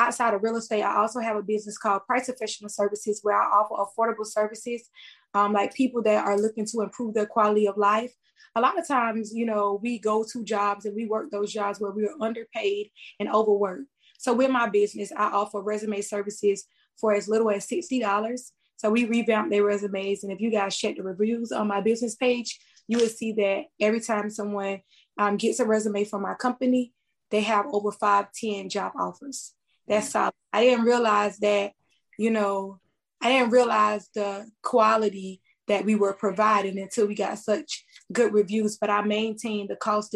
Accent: Lamar, South Carolina, United States; also born or lived in Florence, South Carolina; I am from Florence, but I am a native of Lamar, South Carolina.

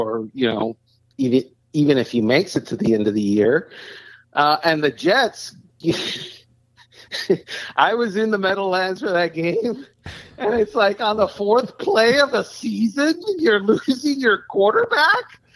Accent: Cuba; now in Miami, United States; I was born in Cuba

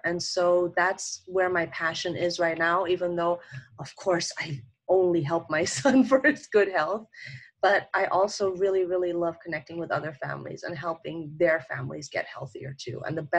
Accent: Thailand; also born or lived in Germany / Kenya; I was born in Germany, but I grew up in Africa, so in Kenya, in Thailand, which is in Asia. I did all my high school, all my university there.

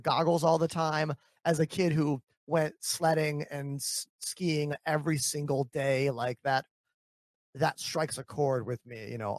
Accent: Midwest, United States; Because I'm from the Midwest. It's really snowy there.

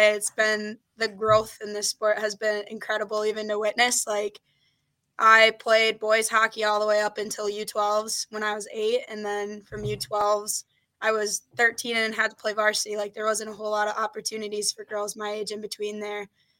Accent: St. Peter, Minnesota, United States; I grew up in St. Peter, Minnesota. So pretty small town.

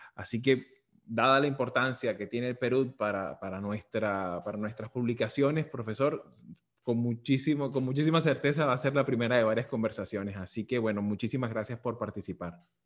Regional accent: Venezuela; como venezolano

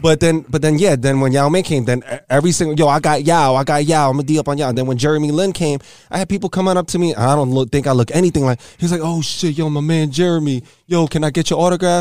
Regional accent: New York City, New York, United States; I grew up in L E S

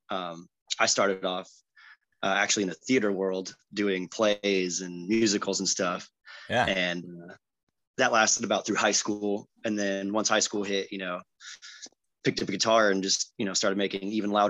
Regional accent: Chula Vista, California, United States; and raised Chula unicorn, Vista, born and raised in San Diego.

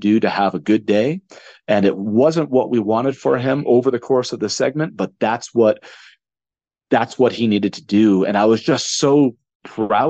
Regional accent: Connecticut, United States; moved away; I'm born and raised in Connecticut.

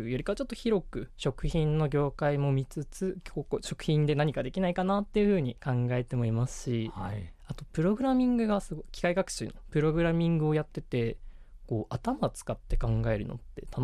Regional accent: Sapporo, Hokkaido, Japan; 私は生まれも育ちも北海道札幌になります

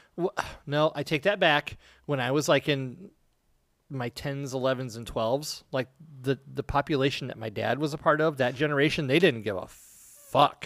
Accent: United States; being an American

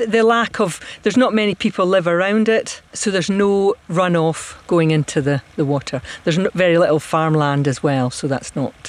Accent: Dunkeld, Scotland, United Kingdom; moved away; I'm originally from Perthshire, Dunkeld, but there's not any oyster farms out that way, so we had to come to the West Coast. But I love the West Coast.

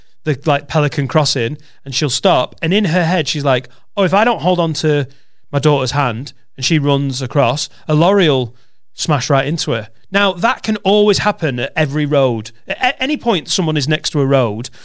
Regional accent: Penwortham, North West England, United Kingdom; I'm from Penwitham in Preston

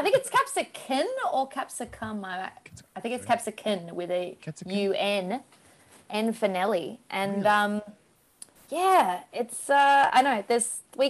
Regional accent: an hour north of Sydney, New South Wales, Australia; now in Melbourne, Australia; grew up, like, an hour's north of Sydney.

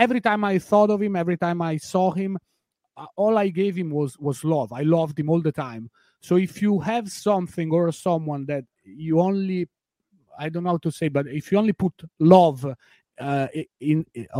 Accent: L'Aquila, Abruzzo, Italy; English is a second language; also born or lived in Rome; I was born in Rome, but I grew up in a different town. It's called L'Aquila.

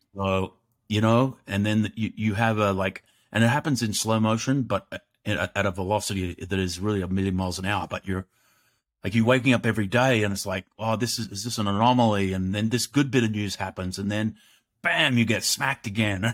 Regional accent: Australia; growing up in Australia, which is a great country

